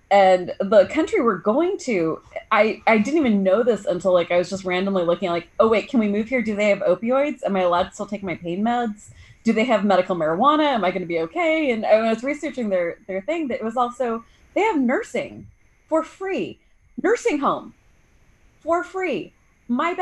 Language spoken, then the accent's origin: English; Bay Area, California, United States; I'm from the Bay Area in California